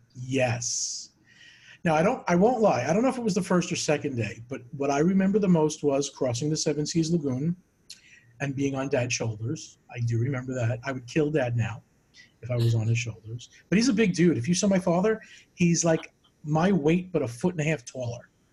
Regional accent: Long Island, New York, United States; growing up in New York, Long Island

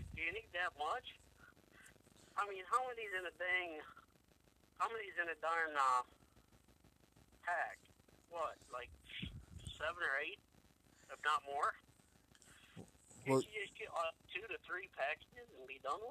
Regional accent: Toledo, Ohio, United States; also born or lived in Bowling Green, Ohio; I come from Bowling Green up to Toledo at Elmhurst Elementary

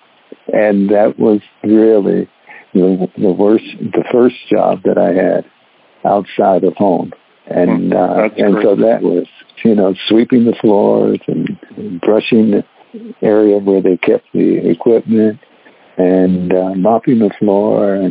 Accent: Detroit, Michigan, United States; I grew up in Detroit, Michigan

